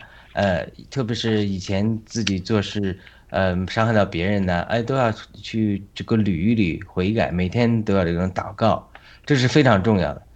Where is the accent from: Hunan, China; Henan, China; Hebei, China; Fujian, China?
Hebei, China; moved away as an adult; also born or lived in London, United Kingdom; now in United States; 我们是河北人，但我们是从民国之后划到河北的，但我们以前都是河南。